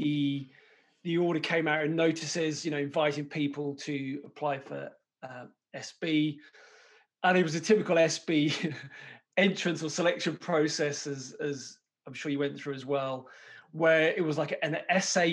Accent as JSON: {"language": "English", "town": "Birmingham", "region": "West Midlands", "country": "United Kingdom", "also_born_or_lived": "London", "moved": "as an adult", "said": "I'm from Birmingham originally."}